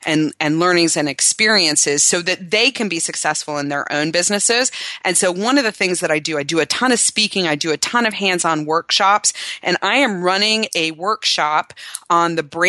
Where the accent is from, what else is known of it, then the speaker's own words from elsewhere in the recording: Cincinnati, Ohio, United States; now in Austin, United States; Cincinnati, Ohio is my hometown, and I've been trying to build some business there because I have some personal ties